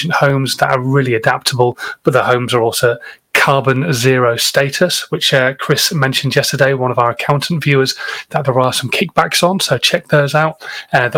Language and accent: English; Yorkshire and the Humber, United Kingdom; I am a Yorkshireman